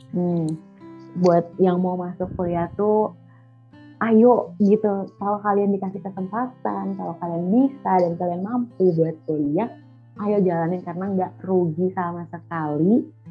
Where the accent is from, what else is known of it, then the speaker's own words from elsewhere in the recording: Jakarta, Indonesia; moved away; aku kan orang Jakarta dan biasanya tuh ngomong gua lu